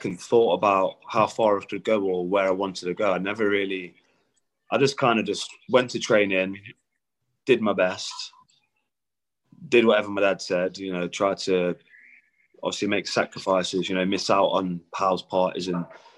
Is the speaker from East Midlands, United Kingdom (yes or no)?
yes; Derby, East Midlands, United Kingdom; now in Newcastle, United Kingdom; growing up in Derby